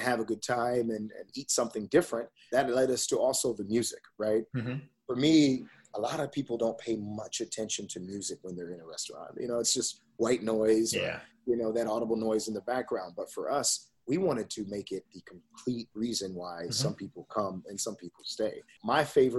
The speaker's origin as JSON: {"language": "English", "town": "Westerville", "region": "Ohio", "country": "United States", "tie": "born or raised there", "also_born_or_lived": "New Albany, Ohio", "said": "I grew up in Westerville. I grew up, born and raised, and now I live in New Albany"}